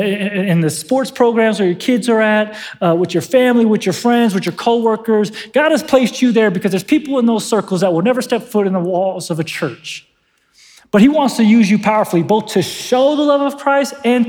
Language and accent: English; San Diego, California, United States; now in Northern Nevada, United States; I'm from San Diego